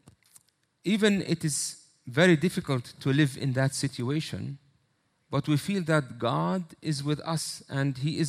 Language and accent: English; Bethlehem, West Bank, Palestine; also born or lived in Austria / Germany; I was born in Bethlehem in a Palestinian Christian family, grew up there